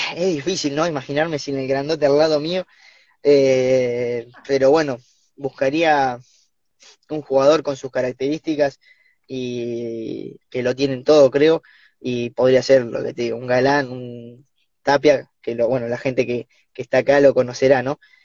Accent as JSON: {"language": "Spanish", "town": "Olavarría", "region": "Buenos Aires Province", "country": "Argentina", "moved": "yes", "said": "somos de Olavarría, Bolívar, y Cruz del Eje"}